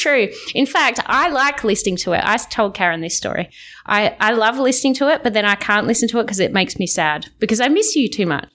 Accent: Australia; accent: Australian; as an Australian

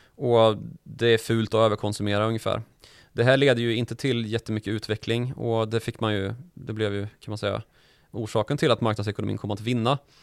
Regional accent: Karlstad, Värmland, Sweden; när jag var liten i Karlstad

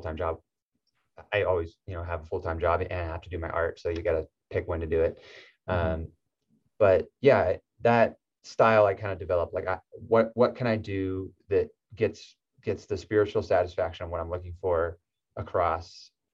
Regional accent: Southern California, United States; I'm from Southern California

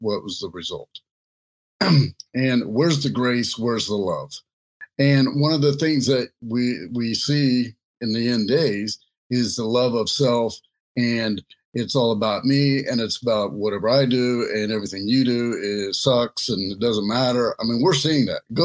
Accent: United States; I was a minority in being an American and speaking, you know, only English

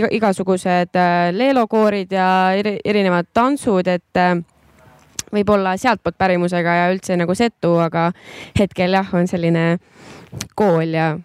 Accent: Värska, Põlva County, Estonia; moved away as an adult; now in Tartu, Estonia; äh, mina olen Setomaalt äh,, Mikitamäel ja Värskal niimoodi üles kasvanud. ja minu ema on setu ja vanaema, et selline nii-öelda põline setu võib-olla, aga hetkel olen üliõpilane. elan Tartus

